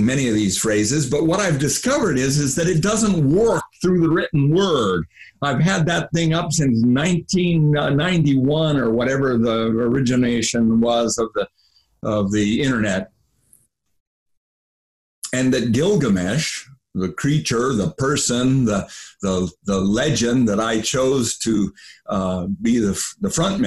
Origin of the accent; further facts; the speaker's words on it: United States; I grew up in the United States of America